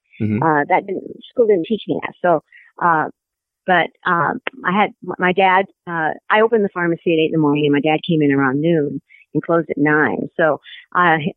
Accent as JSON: {"language": "English", "town": "Santa Ana", "region": "California", "country": "United States", "tie": "born or raised there", "said": "I was born and raised in Santa Ana."}